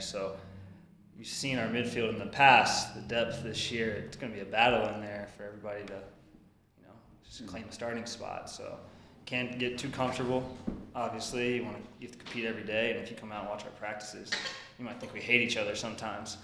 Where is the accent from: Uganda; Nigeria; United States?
United States; Richmond, Virginia; moved away; I grew up in Richmond, and I played for Richmond Kickers